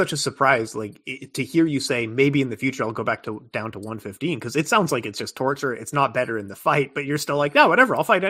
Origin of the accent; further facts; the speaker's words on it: British Columbia, Canada; because I'm from British Columbia, … was a big deal there.